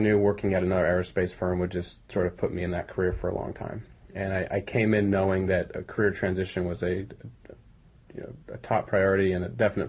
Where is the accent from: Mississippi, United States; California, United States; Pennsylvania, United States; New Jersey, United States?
California, United States; Pleasanton; now in Redondo Beach, United States; I grew up in Northern California in the East Bay in a small town called Pleasanton.